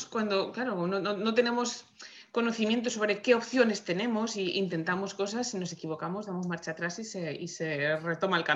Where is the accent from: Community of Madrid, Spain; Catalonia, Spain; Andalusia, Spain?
Community of Madrid, Spain; Madrid; moved away as an adult; now in Vancouver, Canada; Soy, soy madrileña de nacimiento, estoy ahora mismo afincada en Vancouver. Eh, donde vivo y trabajo.